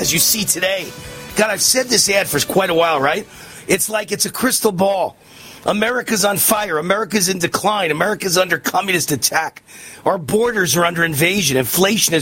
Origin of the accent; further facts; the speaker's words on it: New York City, New York, United States; moved away as an adult; also born or lived in Los Angeles; now in Las Vegas, United States; I was born and raised in New York and grew up there and went to Columbia University for 4 years in the middle of New York City